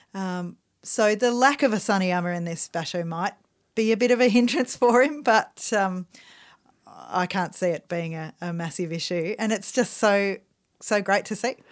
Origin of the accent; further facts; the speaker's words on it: Australia; we're Australian